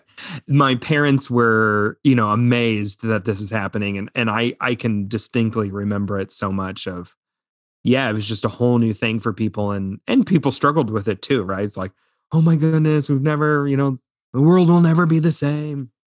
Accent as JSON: {"language": "English", "region": "Indiana", "country": "United States", "tie": "born or raised there", "said": "growing up in Indiana."}